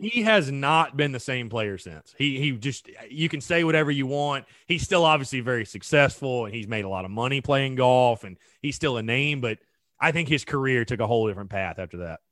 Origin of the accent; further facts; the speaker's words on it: North Augusta, South Carolina, United States; I'm from North Augusta